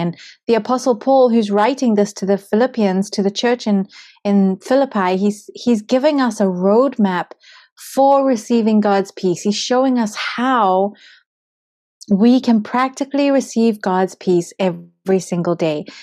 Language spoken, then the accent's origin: English; Zimbabwe; moved away; I come from Zimbabwe